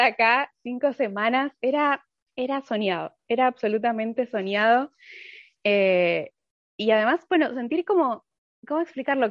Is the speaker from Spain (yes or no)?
no; Argentina; moved away as an adult; also born or lived in Buenos Aires; now in Finland; hace tres años que, que me fui de Argentina